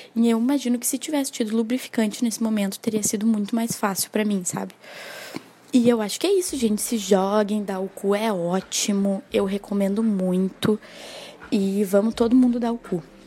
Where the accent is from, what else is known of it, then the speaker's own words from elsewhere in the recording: Porto Alegre, Rio Grande do Sul, Brazil; eu tenho 22 anos e sou aqui de Porto Alegre